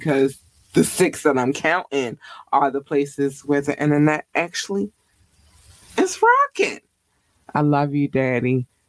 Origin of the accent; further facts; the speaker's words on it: Baltimore, Maryland, United States; This is my city. I represent the city. It is me and I'm from Baltimore City.